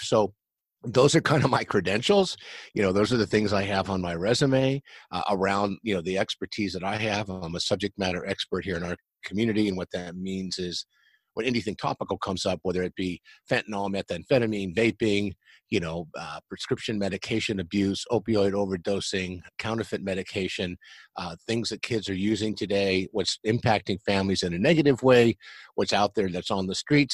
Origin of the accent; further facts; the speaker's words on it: San Diego, California, United States; I grew up here in San Diego, California, and I'm still in San Diego, California